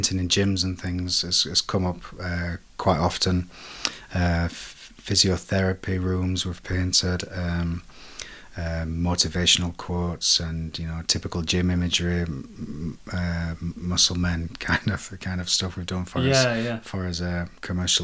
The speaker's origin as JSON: {"language": "English", "town": "Sheffield", "region": "Yorkshire and the Humber", "country": "United Kingdom", "moved": "yes", "lives_now": "Porto, Portugal", "said": "I'm originally from Sheffield, but now I live in Porto in Portugal."}